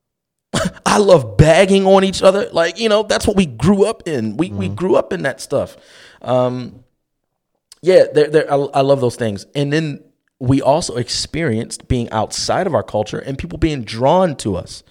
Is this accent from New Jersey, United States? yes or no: no; Baltimore, Maryland, United States; growing up in West Baltimore City